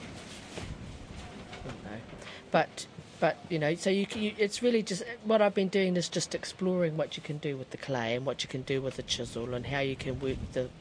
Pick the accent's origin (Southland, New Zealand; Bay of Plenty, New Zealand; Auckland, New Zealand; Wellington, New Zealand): Bay of Plenty, New Zealand; Whakatāne; I was born in Whakatāne